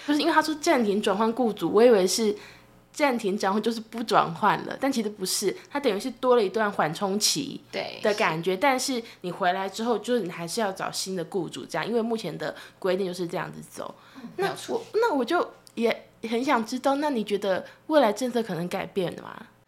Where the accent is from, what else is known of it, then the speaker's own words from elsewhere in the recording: Taiwan; 我作为台湾人，虽然我也关注义工的报道